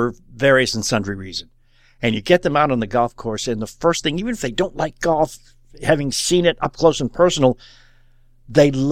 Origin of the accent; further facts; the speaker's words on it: Louisville, Kentucky, United States; we're from Louisville